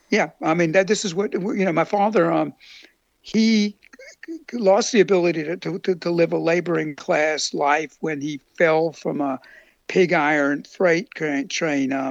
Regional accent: the South, United States; And my my both my wives um, are Southerners. Me growing up in the South

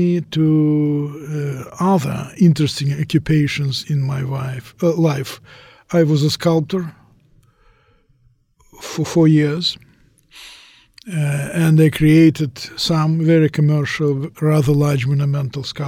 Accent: Moscow, Russia; moved away as an adult; now in United States; I came from Moscow, Russia. I spent half of my life there.

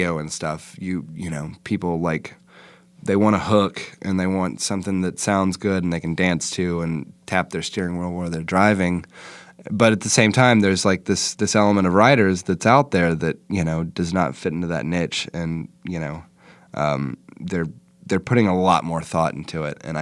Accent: Kerrville, Texas, United States; moved away as an adult; now in Austin, United States; I left my hometown of Kerrville, Texas

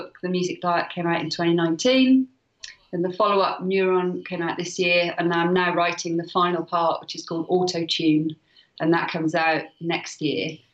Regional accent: Wales, United Kingdom; I'm Welsh. I love Wales.

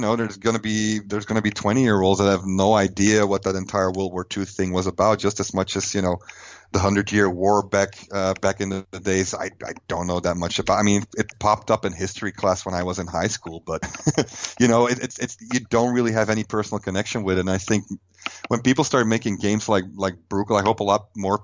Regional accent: Flanders, Belgium; English is a second language; moved away as an adult; now in United States; I'm from Belgium

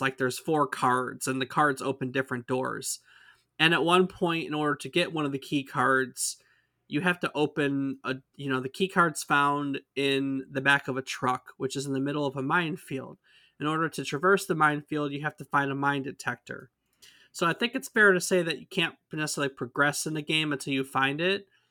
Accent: United States; We are from the States

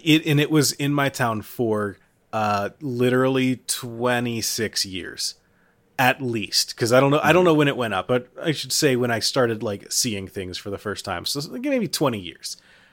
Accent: Florence, Kentucky, United States; a restaurant in my hometown

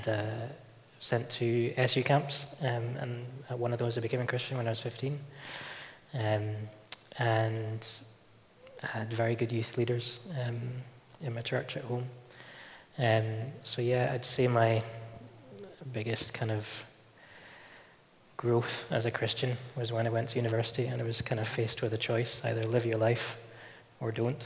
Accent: Newport-on-Tay, Scotland, United Kingdom; moved away as an adult; also born or lived in Glasgow; now in Belfast, United Kingdom; I come from a small place called Newport-on-Tay, which is in the northeast coast of Fife in Scotland. And I lived there my entire childhood

